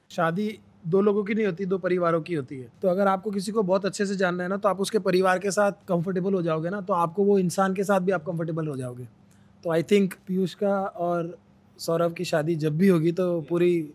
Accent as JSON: {"language": "Hindi", "town": "Mumbai", "region": "Maharashtra", "country": "India", "tie": "born or raised there", "said": "मुंबई में पला बड़ा आदमी है"}